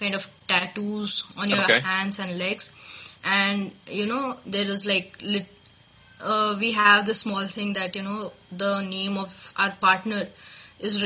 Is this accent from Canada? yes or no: no; India; as an Indian